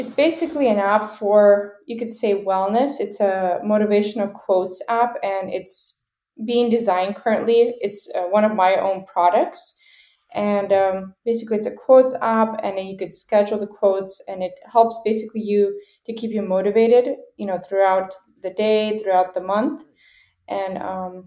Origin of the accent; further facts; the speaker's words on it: Seattle, Washington, United States; also born or lived in Ukraine; I was born in Ukraine, and then I immigrated to the United States as a child, so like around age 2 or 3 years old. And I've been living in, you know, Washington State, Seattle, ever since